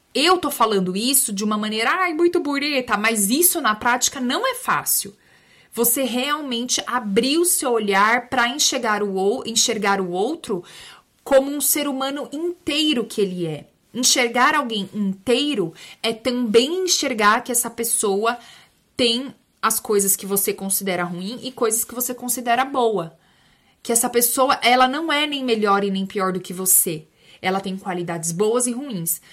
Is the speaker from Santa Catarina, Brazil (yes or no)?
no; São Bernardo do Campo, São Paulo, Brazil; eu sou de São Berlondres